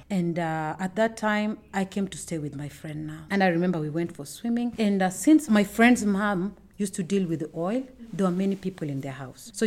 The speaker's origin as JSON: {"language": "English", "town": "Homa Bay", "region": "Homa Bay County", "country": "Kenya", "tie": "born or raised there", "also_born_or_lived": "South Nyanza", "said": "I'm from Kenya. I was born in a small town. It was a small town by then, Homa Bay"}